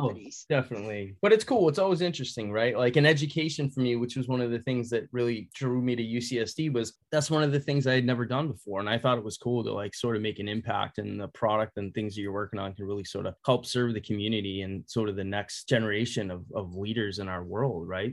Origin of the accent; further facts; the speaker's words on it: west of Boston, Massachusetts, United States; accent: Boston; moved away as an adult; now in California, United States; born and raised in Massachusetts, and I spent, you know, the first 18 years, you know, a little bit um, west of Boston.